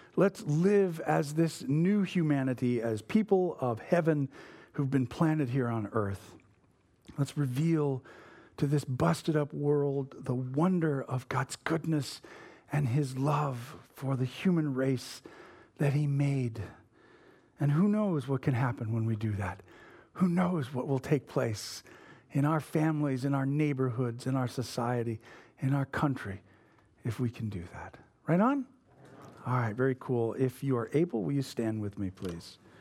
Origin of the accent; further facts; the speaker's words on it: United States; we are not good at as modern American evangelicals